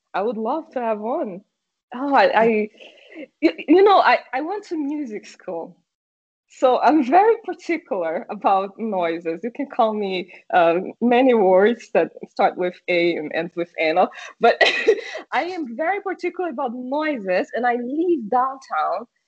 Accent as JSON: {"language": "English", "country": "Brazil", "tie": "born or raised there", "also_born_or_lived": "Ipatinga, Minas Gerais, Brazil / St. Louis, Missouri, United States", "first_language": "Portuguese", "second_language": "English", "said": "I am from Brazil"}